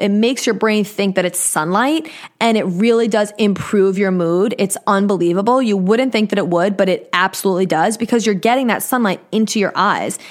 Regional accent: Long Island, New York, United States; accent: New York; But I live in New York on Long Island

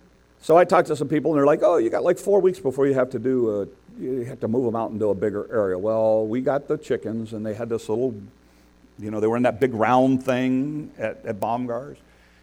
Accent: United States; you'll know I am an American, and I am loud and proud about it.

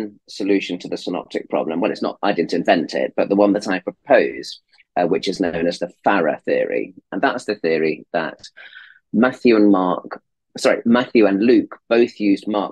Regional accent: Leicestershire, East Midlands, United Kingdom; moved away as an adult; also born or lived in Oxford, England; now in United States; born in Leicestershire in England, and was brought up in the Midlands

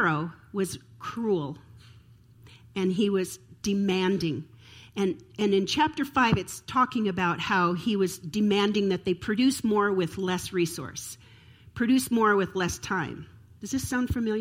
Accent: Minnesota, United States; I grew up in Minnesota

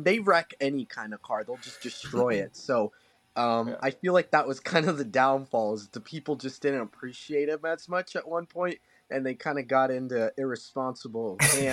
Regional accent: Sonoma County, Northern California, United States; I'm from Northern California, Sonoma County to be exact

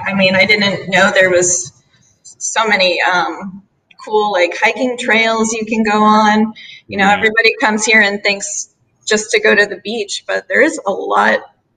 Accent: North Shore, Oahu, Hawaii, United States; moved away; On Oahu. I'm from the North Shore area

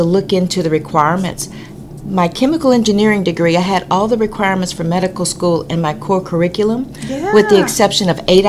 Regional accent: Beaumont, Texas, United States; Well, I grew up here in Beaumont.

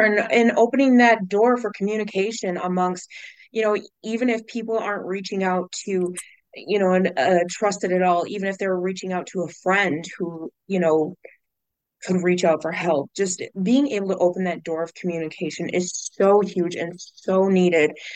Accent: Minnesota, United States; I actually grew up in Minnesota

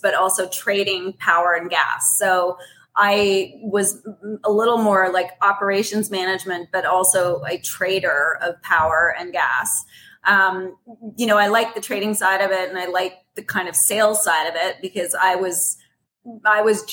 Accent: Toronto, Ontario, Canada; moved away as an adult; also born or lived in Vancouver, Canada / Seattle, United States; now in New York, United States; I was born in Toronto. I lived in Toronto for through high school.

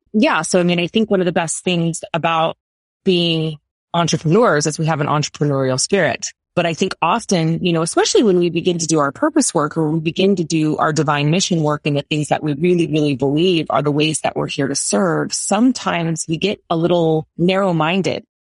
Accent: United States; I'm American

